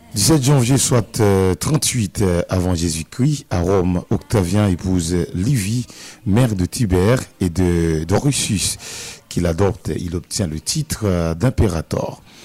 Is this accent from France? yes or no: no; Bombardopolis, Nord-Ouest, Haiti; Ma ville natale, Bombardopolis